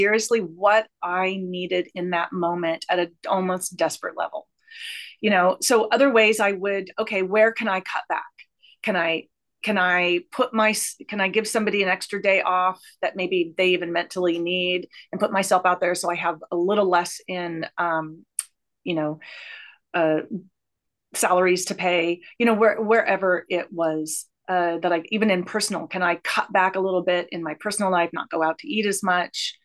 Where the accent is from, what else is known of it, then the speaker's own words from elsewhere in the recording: Portland, Oregon, United States; moved away as an adult; also born or lived in Bay Area, California; now in Ashland, United States; originally I was raised up in Portland area